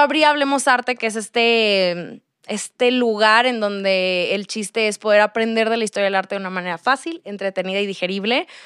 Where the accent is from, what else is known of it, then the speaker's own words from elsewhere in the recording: Monterrey, Nuevo León, Mexico; moved away as an adult; now in Mexico City, Mexico; soy de Monterrey y me vine a vivir a Ciudad de México como hace un año y medio